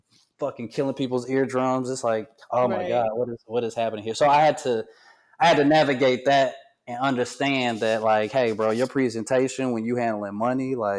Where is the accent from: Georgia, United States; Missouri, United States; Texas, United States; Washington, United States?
Georgia, United States; Atlanta; moved away; I'm from Atlanta